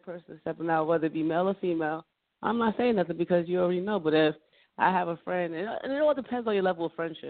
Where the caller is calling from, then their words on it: Carteret, New Jersey, United States; I'm calling from Carteret, New Jersey.